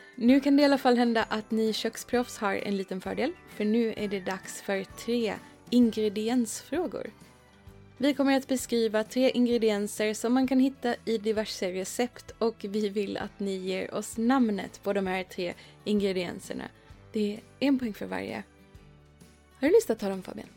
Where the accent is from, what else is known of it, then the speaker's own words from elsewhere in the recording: Sweden; i Skåne och Blekinge där jag kommer ifrån